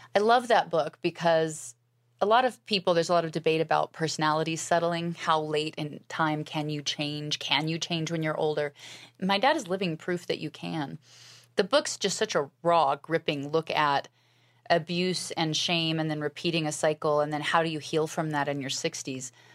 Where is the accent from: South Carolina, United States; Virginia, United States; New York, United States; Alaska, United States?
Alaska, United States; I was raised in Alaska, and my family were pioneers